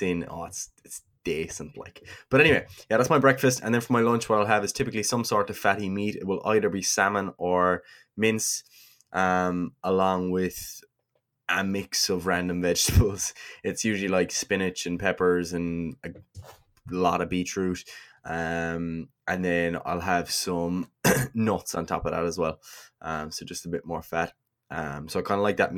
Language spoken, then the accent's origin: English; Kerry, Munster, Ireland; I'm from Kerry, all right?